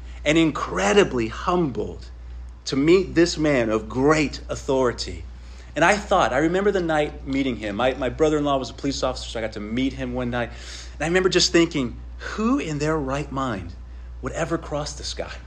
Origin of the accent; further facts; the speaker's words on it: Midland, Texas, United States; I grew up in West Texas. I grew up in Midland, which is out far West Texas.